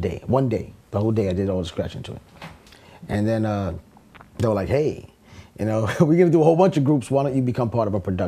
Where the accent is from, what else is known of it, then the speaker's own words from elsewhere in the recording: New York City, New York, United States; moved away; also born or lived in Long Island; I'm from the Bronx originally, so I moved to Long Island